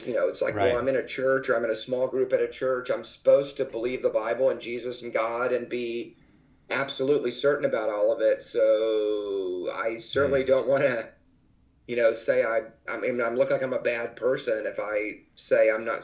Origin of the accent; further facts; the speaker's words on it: Dallas, Texas, United States; I grew up in the Texas area, Dallas area in Texas